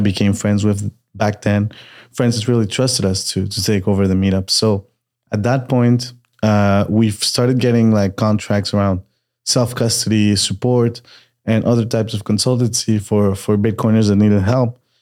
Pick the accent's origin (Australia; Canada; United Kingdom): Canada; Montreal, Quebec; moved away as an adult; also born or lived in Peru / Austin, Texas / Querétaro, Mexico; now in Mexico City, Mexico; I was born in Peru. Uh, and I moved to Canada when I was a kid. Montreal, Canada, uh, which is French Canada, for those that don't know. I grew up there.